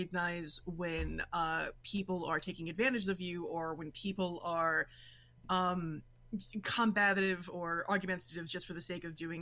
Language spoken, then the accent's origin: English; New York City, New York, United States; accent: Brooklyn; now in Western New York, United States; I'm originally from New York City, born and raised in Brooklyn. Nowadays, I live in Western New York